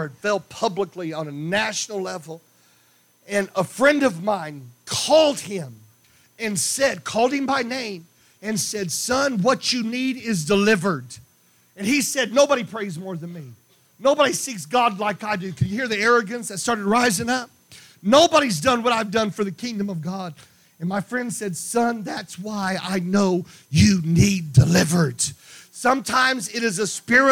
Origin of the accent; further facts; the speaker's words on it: Meridian, Mississippi, United States; when I was a kid, I grew up in Meridian, Mississippi